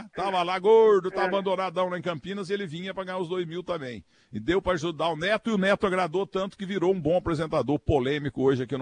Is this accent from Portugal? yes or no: yes; Portugal; sem falar italiano, eu não falo nada, sou português